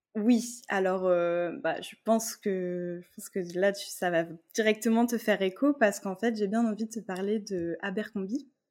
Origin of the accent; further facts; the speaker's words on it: Tours, Centre-Val de Loire, France; on est originaire de Tours toutes les deux